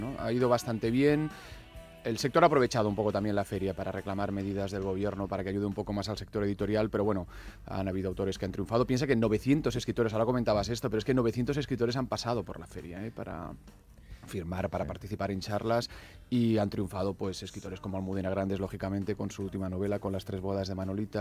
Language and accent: Spanish; Barcelona, Catalonia, Spain; yo soy de Barcelona